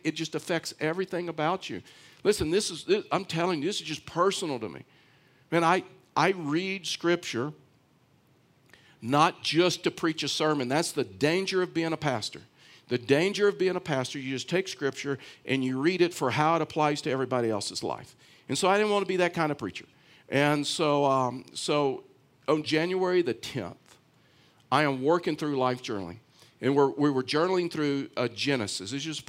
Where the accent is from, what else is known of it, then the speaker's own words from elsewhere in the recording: Houston, Texas, United States; the town that I was raised in Houston, Texas